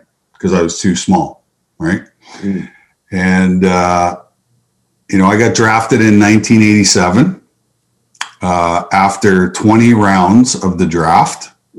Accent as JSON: {"language": "English", "region": "Saskatchewan", "country": "Canada", "tie": "born or raised there", "said": "Well, I believe, you know, it's the heart and soul of hockey in Canada, you know. Grew up on outdoor rinks, grew up, you know, in very cold, extrem"}